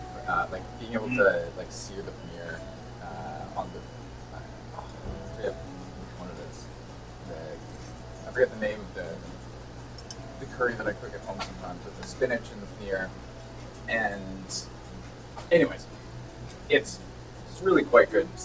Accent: Vancouver, British Columbia, Canada; moved away as an adult; now in Victoria, Canada; I'm originally from Vancouver as well

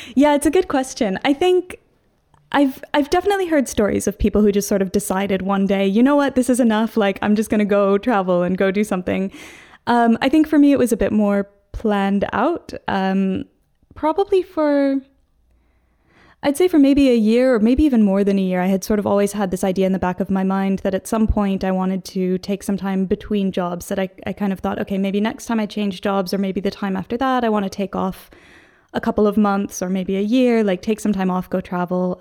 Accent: Seattle, Washington, United States; moved away as an adult; also born or lived in Hong Kong; now in London, United Kingdom; I'm originally from Seattle, so the northwest corner

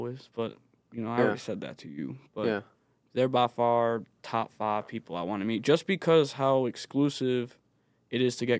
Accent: Bristol, Rhode Island, United States; So I grew up in Bristol with my father.

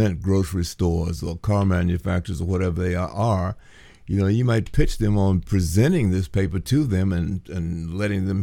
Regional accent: Washington, District of Columbia, United States; moved away; I'm originally, Washington, D.C. is my hometown

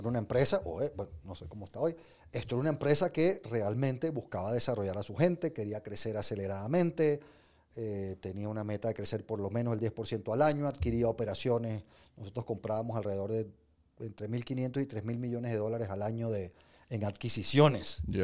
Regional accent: Venezuela; moved away; also born or lived in England; yo nací en Inglaterra, yo soy, mi pasaporte, gracias a Dios, es británico por los problemas de mi país. Mis padres eran venezolanos, me crié en Venezuela

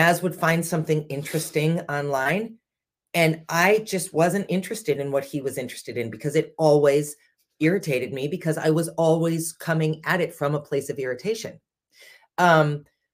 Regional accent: United States; being American

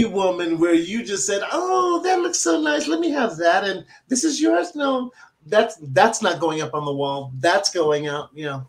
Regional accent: San Antonio, Texas, United States; In San Antonio. I'm from San Antonio. I've lived there almost all my life.

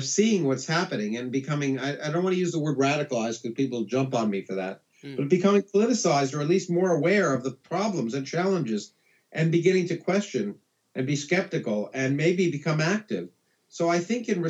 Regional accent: Canada; moved away as an adult; now in United States; I grew up in Canada. I came to the United States because of the graduate schools and to be educated.

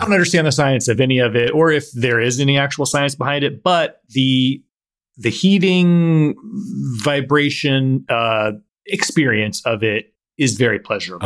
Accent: Ohio, United States; my home state

